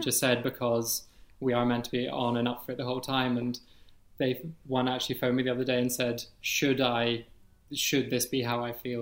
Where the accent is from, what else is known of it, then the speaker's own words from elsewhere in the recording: Edinburgh, Scotland, United Kingdom; I'm 30 years old, and I'm from Edinburgh.